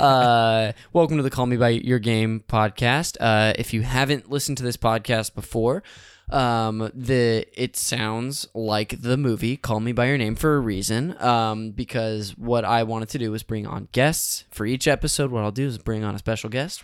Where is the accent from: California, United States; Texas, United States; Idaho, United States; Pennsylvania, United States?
California, United States; Modesto; born or raised there; now in Los Angeles, United States